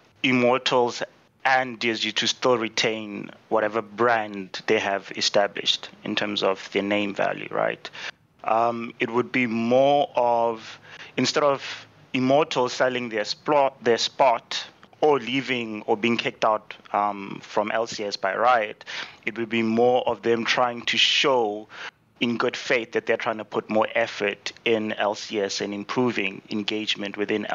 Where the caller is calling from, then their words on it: South Africa; I'm calling from South Africa.